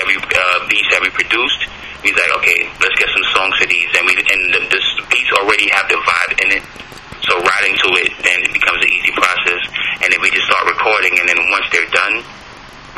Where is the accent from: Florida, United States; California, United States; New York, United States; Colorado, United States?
New York, United States; New York City; for a Brooklynite, for someone that's born and raised in Brooklyn, especially with a Caribbean background